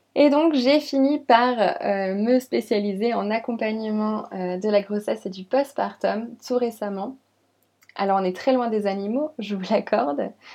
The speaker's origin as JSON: {"language": "French", "town": "Lyon", "region": "Auvergne-Rhône-Alpes", "country": "France", "tie": "born or raised there", "also_born_or_lived": "Champagne, near Reims", "moved": "as an adult", "lives_now": "Reims area, France", "said": "Donc je suis née à Lyon. J'ai toujours habité dans la région Rhône-Alpes"}